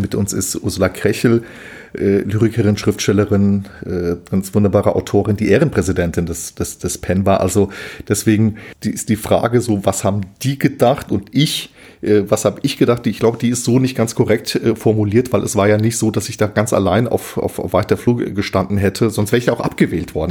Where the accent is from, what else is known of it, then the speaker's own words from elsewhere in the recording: Hesse, Germany; ich bin ja auch aus Hessen